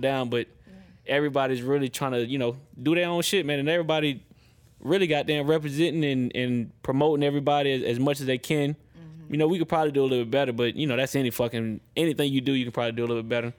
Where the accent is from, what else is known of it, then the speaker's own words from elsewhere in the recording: Atlanta, Georgia, United States; also born or lived in Pennsylvania / Richmond, Virginia; I'm born in Pennsylvania. I got a lot of love and a lot of family in Maryland, Delaware, Virginia. Well, exactly like Richmond, Virginia. That's that's my hometown. That's where I grew up a little bit. But um, I moved to East Atlanta when I was 11